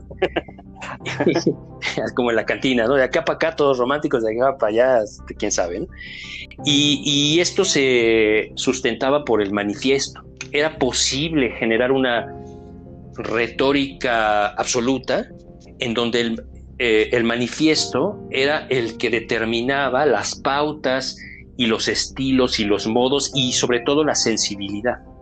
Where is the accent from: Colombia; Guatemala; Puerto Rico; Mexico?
Mexico; como mexicanos